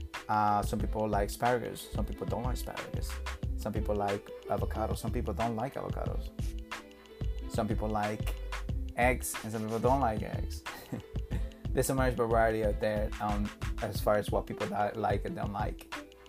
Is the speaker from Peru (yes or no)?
yes; Peru; I'm from South America, Peru